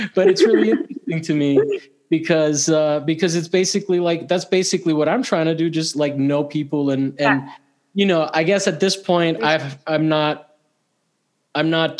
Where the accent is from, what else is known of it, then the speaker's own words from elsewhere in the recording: Italy; moved away; I grew up in Italy